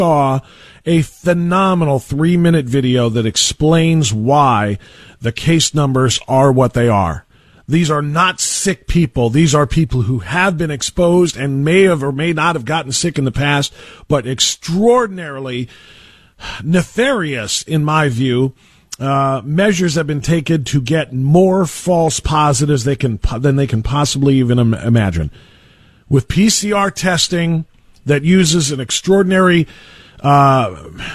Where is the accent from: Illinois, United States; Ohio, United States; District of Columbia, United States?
Ohio, United States; Elyria; Elyria, which happens to be my hometown